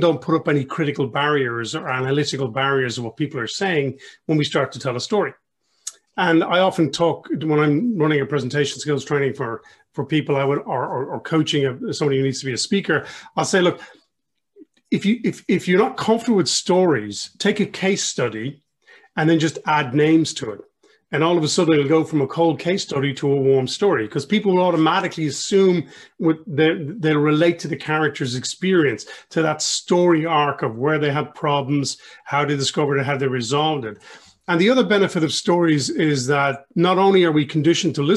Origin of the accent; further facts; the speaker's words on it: Ireland; I'm Irish through and through, several centuries and generations